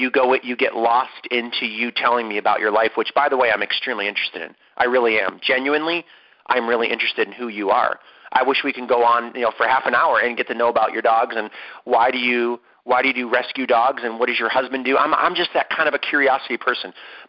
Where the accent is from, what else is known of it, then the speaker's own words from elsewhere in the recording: San Diego, California, United States; We are from San Diego.